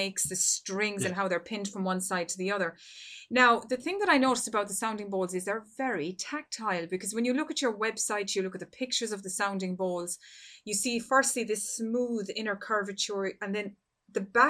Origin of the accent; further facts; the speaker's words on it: Ireland; moved away; In my home country, Ireland